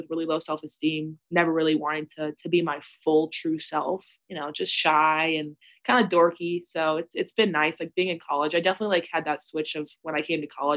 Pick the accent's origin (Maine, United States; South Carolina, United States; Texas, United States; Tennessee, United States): Texas, United States; Austin; also born or lived in California; I was born in California. I lived there for a little bit, but I'm from Austin, Texas